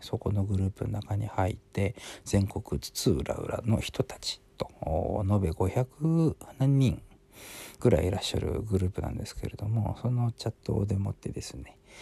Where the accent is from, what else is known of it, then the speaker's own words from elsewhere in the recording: Sapporo, Hokkaido, Japan; 私札幌の人間ですから